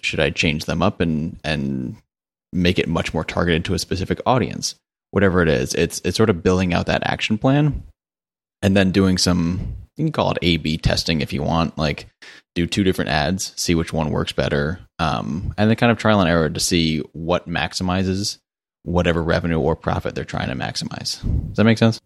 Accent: Connecticut, United States; now in Charlotte, United States; I'm from Connecticut originally, which is not very exciting, but I live in Charlotte, North Carolina now

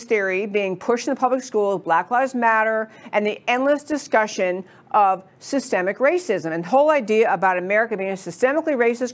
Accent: New York, United States; now in Dallas, United States; I grew up in New York.

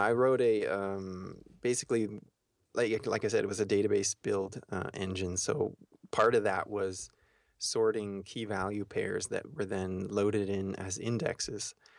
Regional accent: Austria; moved away as an adult; also born or lived in Florida, United States; went from Austria to Florida

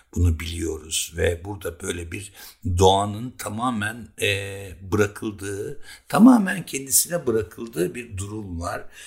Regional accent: Keban, Elazığ Province, Turkey; now in Bozcaada, Turkey; Bizim çocukluğumuz Keban Barajı'nda geçti.

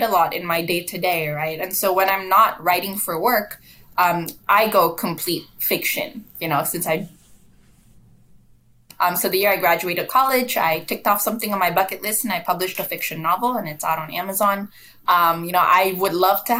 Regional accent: Malaysia; moved away as an adult; I'm from Malaysia originally. I moved here for school, and now, I've sort of uprooted my life and I'm here for the long haul.

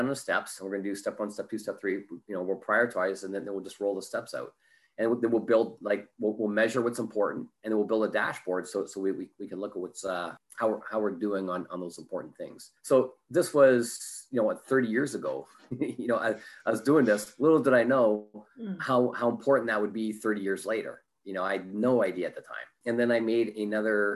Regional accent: Canada; moved away as an adult; now in Orange County, United States; I'm originally from Canada, so you might pick up an A or an O in a boat or something like

